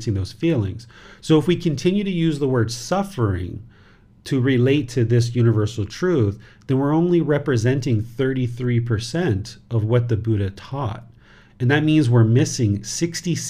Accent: United States; now in Thailand; I am a dad, I am American. I live in Thailand.

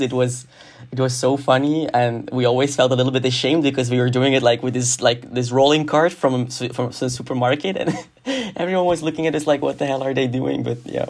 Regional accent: Hasselt, Flanders, Belgium; moved away as an adult; now in Antwerp, Belgium; I come from Hasselt, which is a city in Limburg

